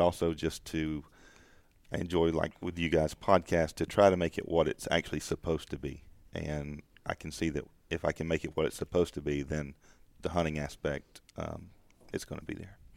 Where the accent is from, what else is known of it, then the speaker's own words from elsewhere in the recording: the South, United States; growing up in the South, I'm mm, part of that uh, traditional hunting club culture